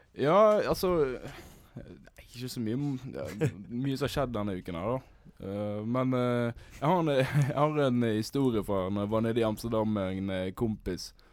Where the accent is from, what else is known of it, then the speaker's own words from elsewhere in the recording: Sotra, Bergen area, Vestland, Norway; Jeg er jo fra Sota, da, i bergensområdet